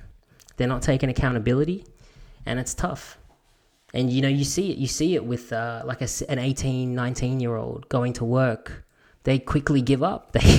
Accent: Bankstown, New South Wales, Australia; also born or lived in Punchbowl; because I've grown up and so have you, growing up in Punchbowl and Bankstown, there's a certain way of talking to people.

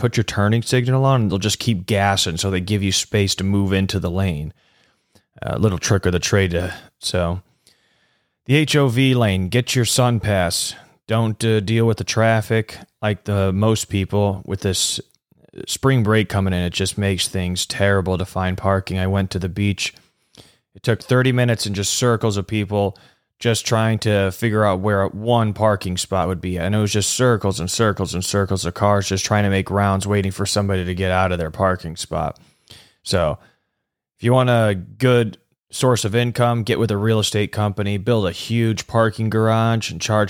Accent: Midwest, United States; now in South Florida, United States; I come from the Midwest where we give it a turning signal and then just politely get to the other lane. Now, can't do that here in South Florida.

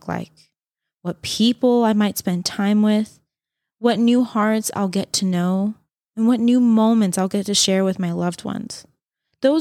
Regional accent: United States; growing up near Lake Tahoe

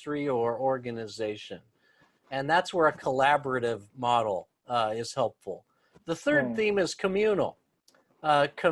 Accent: Los Angeles, California, United States; moved away as an adult; now in Tokyo, Japan; I'm from Los Angeles.

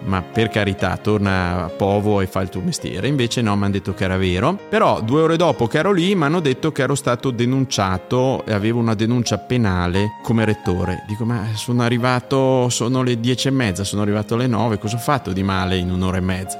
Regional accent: Ziano di Fiemme, Trentino-Alto Adige, Italy; also born or lived in Cavalese; io sono cresciuto in un paese che si chiama Ziano di Fiemme, ma sono nato a Cavalese perché l'ospedale sta lì

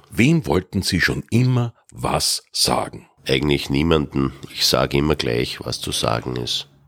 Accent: St. Johann im Pongau, Salzburg, Austria; born there; also born or lived in Bischofshofen; now in Vienna, Austria; Geboren bin ich in St. Johann im Bongau. Früher war ich in Bischofshofen wohnhaft

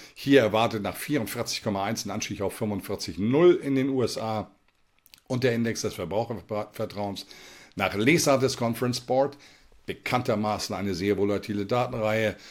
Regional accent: Germany; bei uns in Deutschland

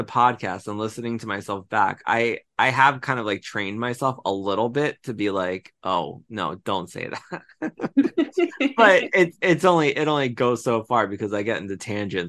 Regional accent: New Jersey, United States; also born or lived in Philadelphia; now in Cherry Hill, United States; I grew up in South Jersey, spent almost 20 years in Philly, and now live in Cherry Hill. So I relate so much to both of you as locals and your accents.

